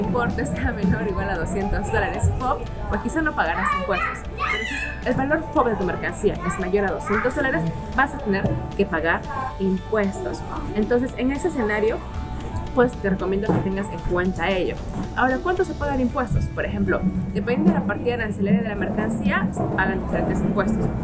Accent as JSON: {"language": "Spanish", "country": "Peru", "said": "yo soy de Perú"}